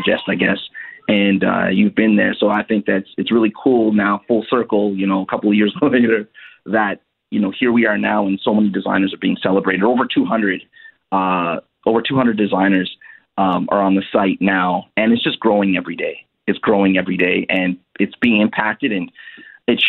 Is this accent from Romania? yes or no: no; Canada; my family originally are from Haiti. I was born here in Canada